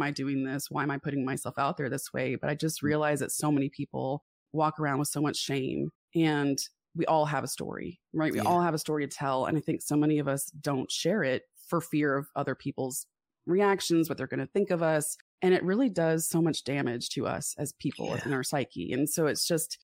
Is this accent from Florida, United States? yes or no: yes; South Florida, United States; also born or lived in Atlanta, Georgia; I was born in Atlanta and I moved to South Florida when I was six